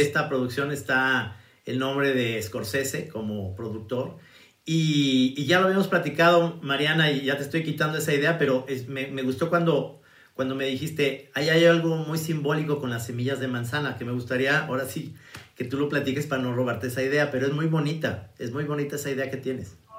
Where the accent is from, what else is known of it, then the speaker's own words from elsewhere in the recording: Mexico; los mexicanos somos más